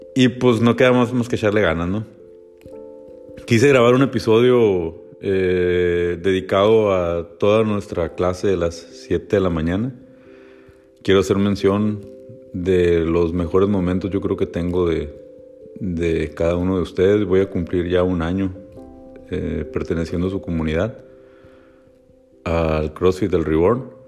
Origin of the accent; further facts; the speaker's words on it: Hermosillo, Sonora, Mexico; also born or lived in Guaymas, Sonora; now in La Paz, Mexico; somos originarios pues, de Sonora, eh, de Guaymas, bueno, yo soy Hermosillo